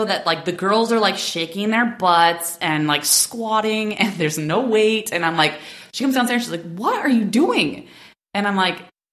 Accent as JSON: {"language": "English", "region": "New Hampshire", "country": "United States", "tie": "born or raised there", "moved": "as an adult", "said": "I'm from New Hampshire."}